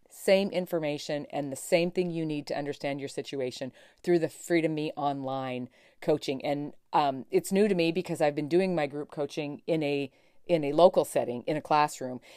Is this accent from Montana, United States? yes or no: yes; Montana, United States; my home state, from Montana